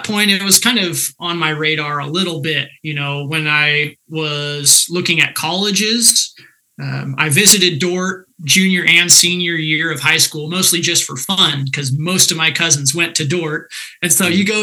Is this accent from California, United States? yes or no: yes; Central Valley, California, United States; moved away as an adult; also born or lived in Michigan; now in Iowa, United States; I grew up in the agricultural heart of California in the Central Valley, sort of between Hanford and Visalia